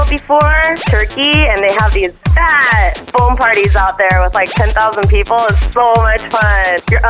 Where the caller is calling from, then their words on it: Buena Park, California, United States; I'm calling from Buena Park, California.